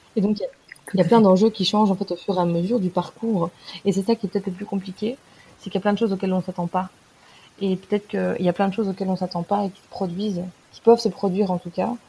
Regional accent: France; en tant que française

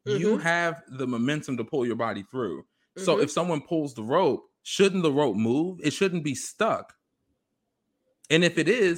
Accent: England, United Kingdom; I mean, then and again, I'm an English girl, so I don't know.

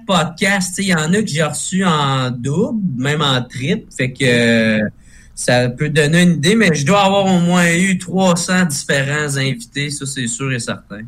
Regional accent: Gatineau, Quebec, Canada; je viens de Gatineau, à Gatineau à côté d'Ottawa, fait que nous autres, on a plein d'anglicismes

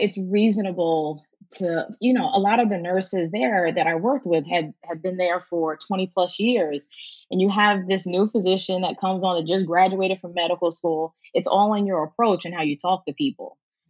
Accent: New York, United States; also born or lived in Washington, D.C.; I was returning back to New York. I'm originally from New York. So relocating from Washington, D.C., where we went to medical school, to Brooklyn, I felt like I was returning home.

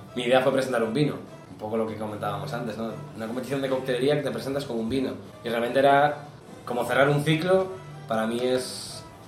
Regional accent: Galicia, Spain; Yo soy gallego

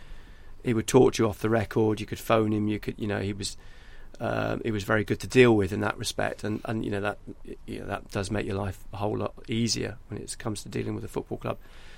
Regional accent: Wallsend, North East England, United Kingdom; I was a Newcastle fan, I am from Wall's End

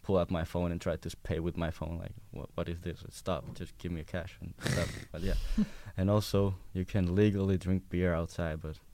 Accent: Finland; I'm from Finland

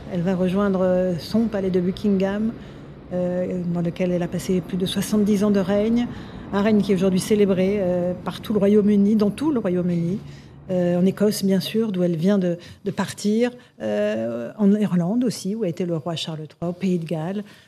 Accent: France; nous Français

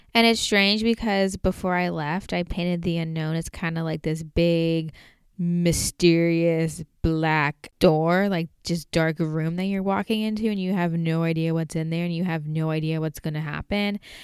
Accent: United States; also born or lived in Portland

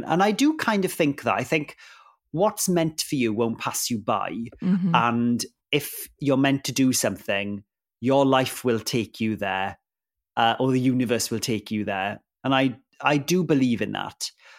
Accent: Wales, United Kingdom; first language Welsh; English is a second language; it was a Welsh language program and Welsh is my first language.

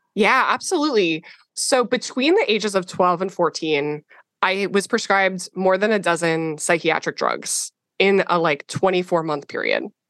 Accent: Minnesota, United States; I grew up in Minnesota

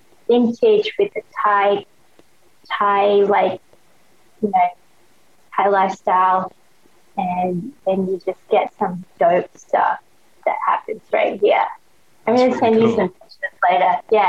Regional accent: Australia; accent: Australian; also born or lived in Hong Kong / Thailand; So I was born in Hong Kong, back when it was British Hong Kong. And then I moved to Thailand when I was 2 years old. We lived in Thailand till I was probably 10 years old. Then we moved to Australia. And that's why I have an Australian accent.

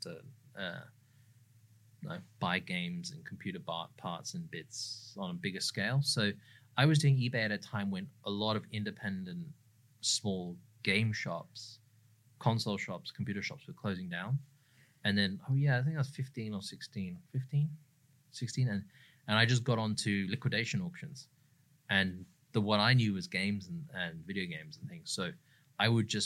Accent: England, United Kingdom; now in Sydney, Australia; I'm from England originally.

